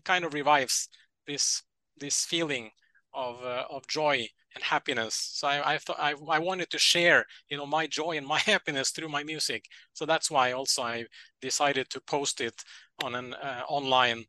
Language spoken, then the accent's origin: English; Norway; I'm from Norway